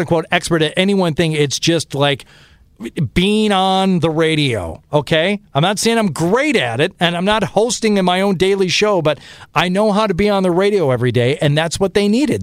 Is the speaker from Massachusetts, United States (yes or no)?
no; Detroit, Michigan, United States; now in Boston, United States; growing up in Detroit